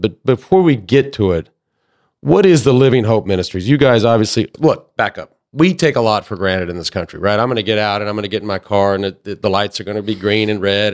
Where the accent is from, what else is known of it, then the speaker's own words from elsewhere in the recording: Dallas, Texas, United States; ending up in Dallas, where I grew up